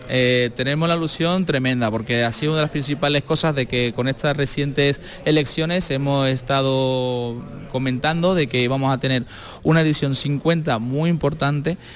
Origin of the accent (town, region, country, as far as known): Marchena, Andalusia, Spain